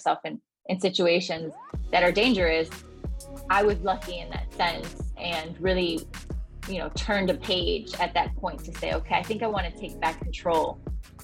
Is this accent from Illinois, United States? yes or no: yes; Chicago, Illinois, United States; I grew up in the south side of Chicago in Gage Park. Very proud of the fact, born and raised in Gage Park in Chicago.